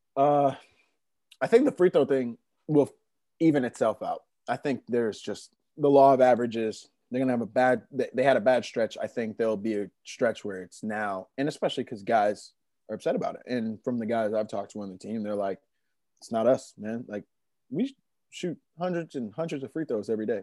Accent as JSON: {"language": "English", "town": "Attleboro", "region": "Massachusetts", "country": "United States", "tie": "born or raised there", "also_born_or_lived": "Omaha", "said": "I grew up in the suburbs. I grew up in Attleboro, Mass"}